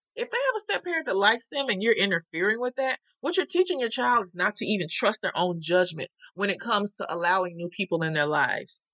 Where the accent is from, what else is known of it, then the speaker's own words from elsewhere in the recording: the South, United States; I'm from the South